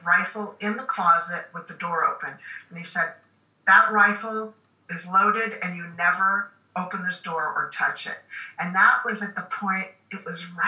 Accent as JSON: {"language": "English", "town": "Washington", "region": "District of Columbia", "country": "United States", "tie": "born or raised there", "said": "I grew up in Washington, D.C."}